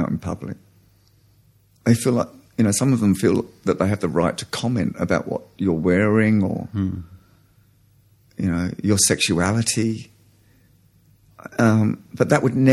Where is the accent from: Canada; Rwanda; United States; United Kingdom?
United Kingdom; now in Australia; I'm an Australian, but I am an immigrant Australian, and a large part of that kind of British is still in me